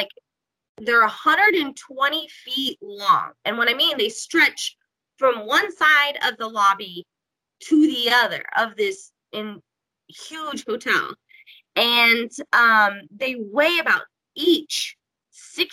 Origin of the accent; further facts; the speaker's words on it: Kansas, United States; I'm from Kansas